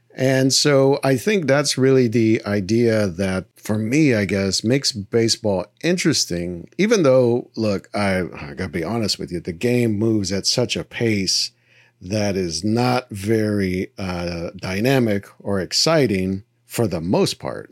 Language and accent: English; Texas, United States; growing up in Texas